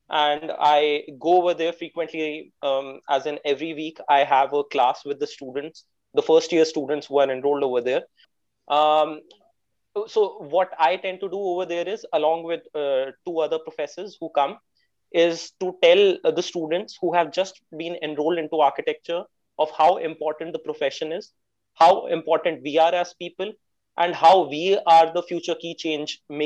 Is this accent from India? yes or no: yes; India; I am an entrepreneur from India